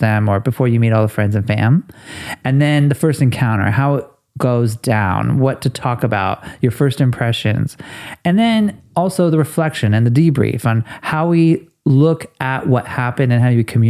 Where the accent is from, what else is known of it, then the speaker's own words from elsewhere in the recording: United States; I'm from the United States